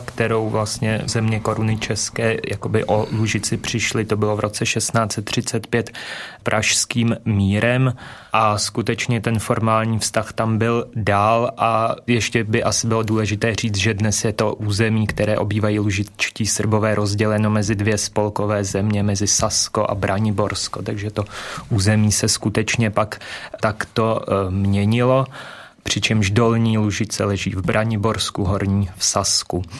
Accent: Czechia; first language Czech; ve svém rodném jazyce

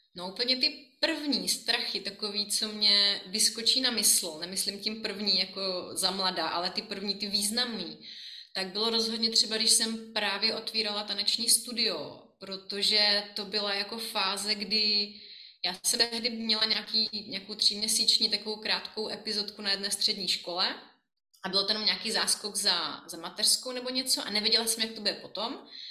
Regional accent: Brno, South Moravian Region, Czechia; moved away as an adult; now in Prague, Czech Republic; já jsem Brňačka

